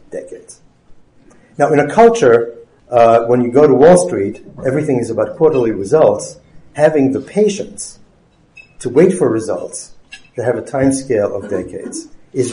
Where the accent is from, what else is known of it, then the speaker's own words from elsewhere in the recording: Germany; now in United States; I was not born in the United States. I was born in Germany. And I had my education, my science education, and my science career here in the United States